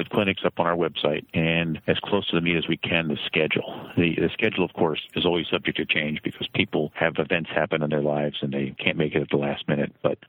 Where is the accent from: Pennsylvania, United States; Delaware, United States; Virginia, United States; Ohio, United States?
Pennsylvania, United States; outside of Philadelphia; now in Connecticut, United States; I grew up outside of Philadelphia in a Reading branch line. The Bethlehem branch ran through my hometown